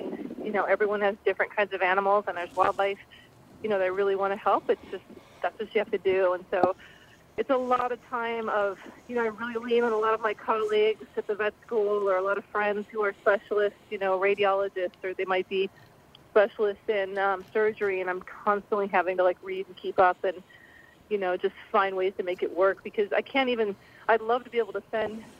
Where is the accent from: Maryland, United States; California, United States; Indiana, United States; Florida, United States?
Indiana, United States; moved away as an adult; also born or lived in Yukon; now in Canada; I grew up in Indiana